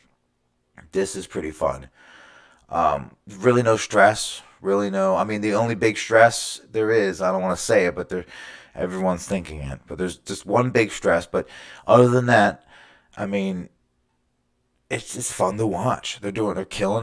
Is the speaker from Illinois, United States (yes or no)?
no; Baltimore, Maryland, United States; I am from Baltimore, Maryland. I was born in Baltimore County. You know, I grew up in the suburbs right outside of Baltimore.